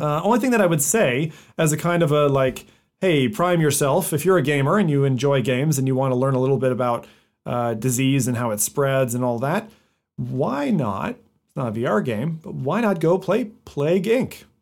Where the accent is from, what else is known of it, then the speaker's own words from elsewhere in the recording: United States; moved away; being half American, I was born there and grew up there